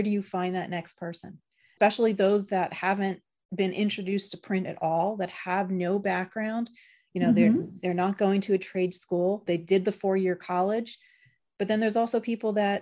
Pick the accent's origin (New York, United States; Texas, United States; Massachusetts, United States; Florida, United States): New York, United States; when I grew up in New York, so I had a junior high school